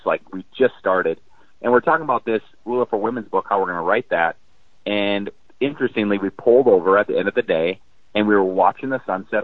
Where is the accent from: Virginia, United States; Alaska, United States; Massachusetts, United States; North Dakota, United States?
North Dakota, United States; I grew up in North Dakota, small family farm